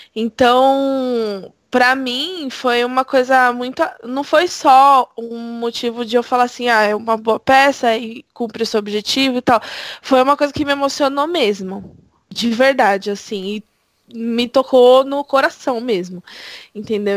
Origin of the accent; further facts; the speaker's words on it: São Paulo, Brazil; sou de São Paulo.